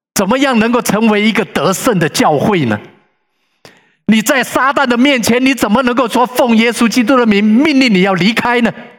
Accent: Sichuan, China; 我是四川人

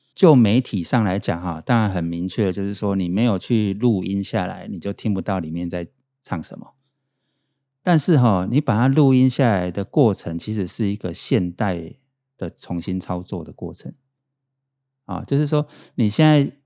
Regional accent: Pingtung County, Taiwan; 我是成大电机系毕业，我是屏东人

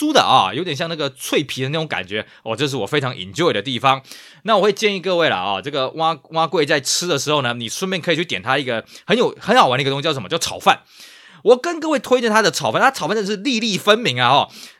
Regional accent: Tainan, Taiwan; 我记得小时候我们住台南的时候

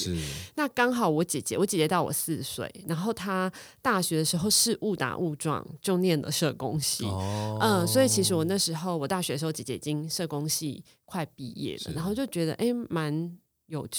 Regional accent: Taipei, Taiwan; 因为我自己是万华出生的，我是万华人，在地的万华人

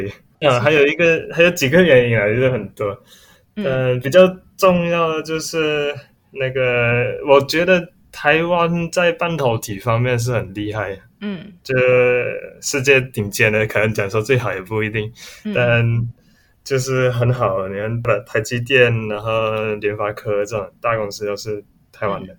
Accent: Malaysia; now in Taiwan; 那我来自马来西亚。

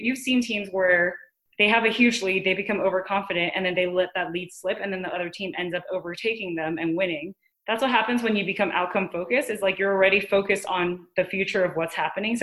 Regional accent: Taiwan; Growing up in Taiwan, obviously like mindfulness is kind of something I grew up with in my family

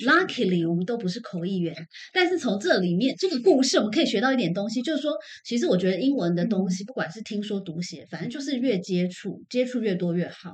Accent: Taiwan; 我是。台妹

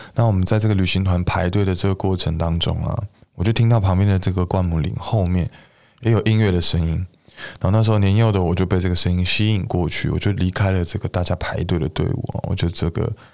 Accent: Beitou, Taipei, Taiwan; 我的老家在北投

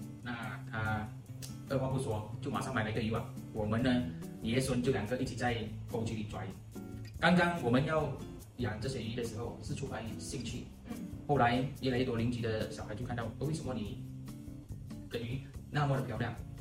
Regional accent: Malaysia; 我出生在一个马祖县。马来亚尼是非常小的马来港口。其实我从小，呃，我的马来话就说得很好，甚至我的马来文不需要去花很大力气

